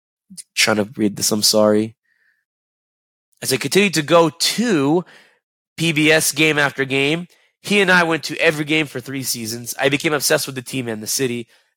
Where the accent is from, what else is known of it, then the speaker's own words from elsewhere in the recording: North Dakota, United States; As a kid growing up in North Dakota, I had very few options in NFL teams.